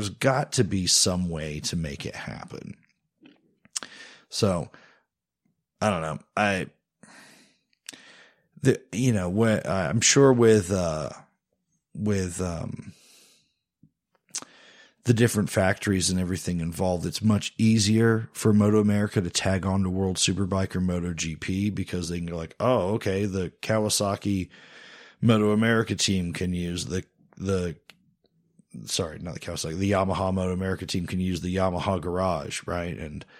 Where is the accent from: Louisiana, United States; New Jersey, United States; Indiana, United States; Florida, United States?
Indiana, United States; We're from, we're not really from Indiana. We're sort of from Indiana. It's a place that we're from more than we're from other places, I guess the best way to put it.